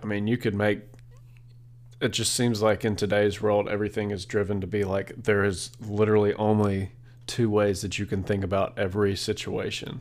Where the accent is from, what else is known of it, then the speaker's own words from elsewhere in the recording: South Carolina, United States; I'm born and raised in South Carolina